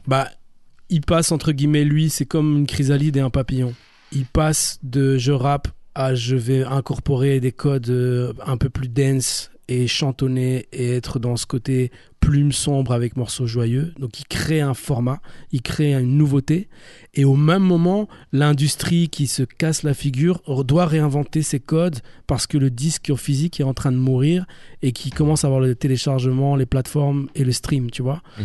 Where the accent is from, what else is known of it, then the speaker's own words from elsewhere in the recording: Brussels, Brussels-Capital Region, Belgium; also born or lived in Namur; Moi je suis un Bruxellois, je suis un Bruxellois qui est liégeois d'adoption